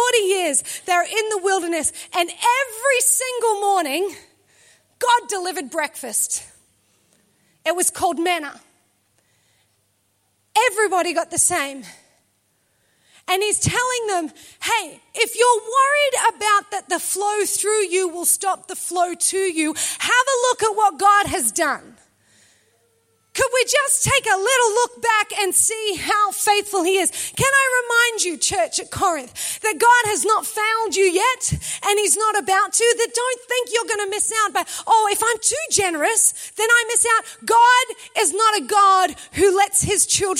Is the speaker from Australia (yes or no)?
yes; Australia; We're Australian.